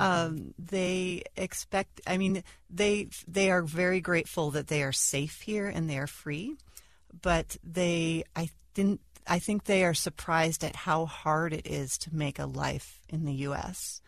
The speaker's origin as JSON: {"language": "English", "country": "United States", "said": "I, as an American"}